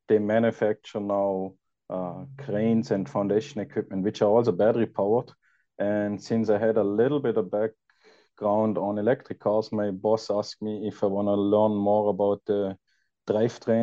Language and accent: English; Austria; moved away as an adult; now in California, United States; I'm originally from Austria